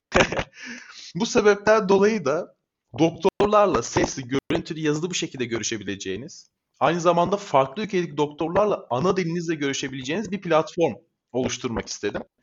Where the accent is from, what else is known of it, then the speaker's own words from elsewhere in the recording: Çorlu, Tekirdağ, Turkey; 1998 yılında Tekirdağ'ın Çorlu ilçesinde doğdum.